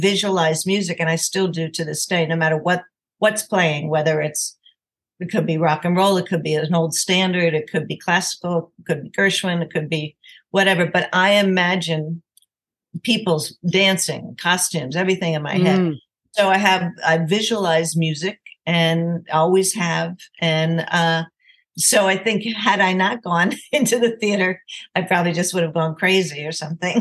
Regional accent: Delaware, United States; I grew up in Delaware, but I was very lucky that I grew up in a house filled with music.

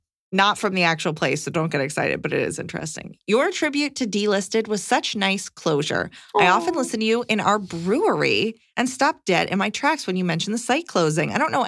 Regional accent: Canada; now in United States; So, my wife is American and I'm Canadian.

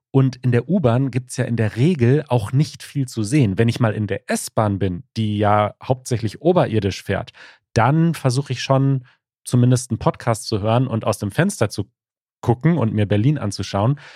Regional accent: Norway; ich komme aus Norwegen. Naja, meine Eltern kommen tatsächlich aus Äthiopien, aber ich und meine zwei Brüder sind hier aufgewachsen

